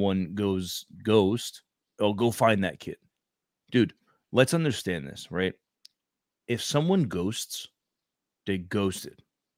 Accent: New York City, New York, United States; I'm from Brooklyn.

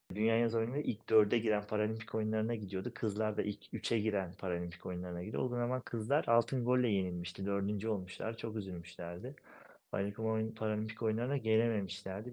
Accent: Pınarönü village, Erzincan, Turkey; moved away as an adult; also born or lived in Istanbul, Küçükçekmece / Erzurum; now in Ankara, Turkey; İstanbul Küçükçekmece doğumluyum. Şu an 34 yaşındayım. Ankara'da yaşıyorum. Yani hayatım bölümünü Erzincan Pınarönü köyünde geçirdim.

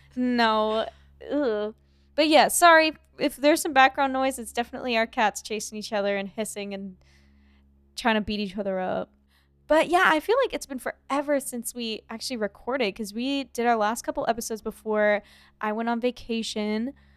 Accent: Ohio, United States; moved away; I'm from Ohio

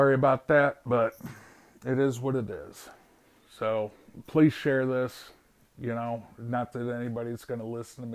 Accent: United States; also born or lived in Romania; being an American

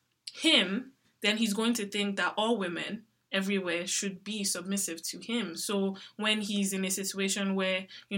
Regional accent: Nigeria; growing up in an African country, growing up in Nigeria

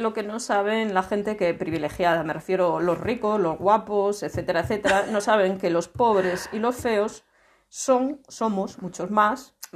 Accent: Laza, Galicia, Spain; yo soy de mi pueblo, soy de Laza.

